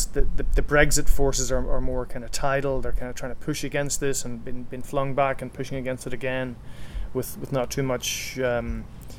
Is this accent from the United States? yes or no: no; Ireland; I still regard myself as an Irish journalist broadcasting for an Irish audience